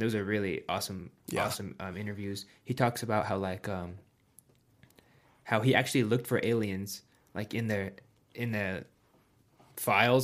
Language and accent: English; Colorado, United States; growing up in Colorado